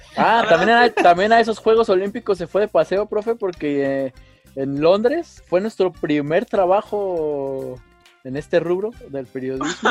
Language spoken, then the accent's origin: Spanish; Mexico; a mí como mexicano